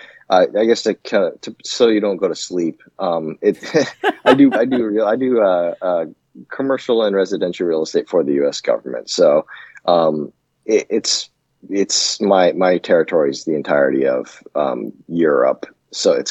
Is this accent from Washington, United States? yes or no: yes; Seattle, Washington, United States; moved away as an adult; also born or lived in Yokosuka, Japan / East Coast, United States; now in Germany; I grew up in Seattle